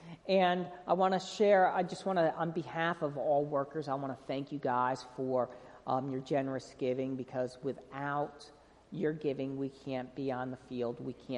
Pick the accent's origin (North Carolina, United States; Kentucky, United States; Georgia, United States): North Carolina, United States; And we're from North Carolina, and when we're missing home, I love seeing these garbage trucks that say Clean City NC, so it makes me feel back at home.